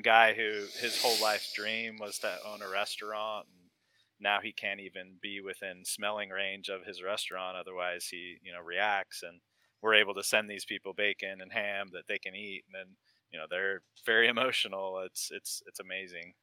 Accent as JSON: {"language": "English", "region": "Utah", "country": "United States", "tie": "born or raised there", "moved": "yes", "lives_now": "Virginia, United States", "said": "I grew up in Utah, and there's not as much vegetation"}